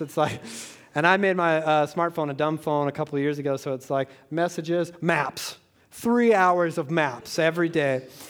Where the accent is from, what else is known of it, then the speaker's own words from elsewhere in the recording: Georgia, United States; I'm from Georgia